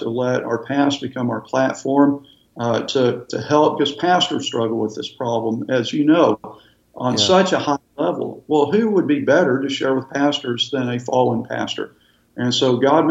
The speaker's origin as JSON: {"language": "English", "region": "Texas", "country": "United States", "moved": "as an adult", "lives_now": "Florida, United States", "said": "We're from Texas and we still love Texas"}